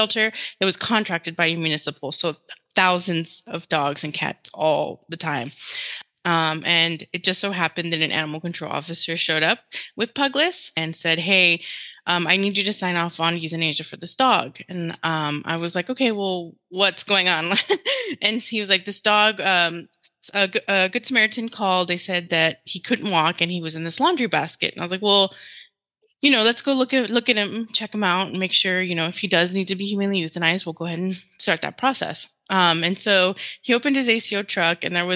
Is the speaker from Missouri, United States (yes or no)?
no; Laredo, Texas, United States; first language Spanish; English is a second language; my hometown, Laredo, Texas, border town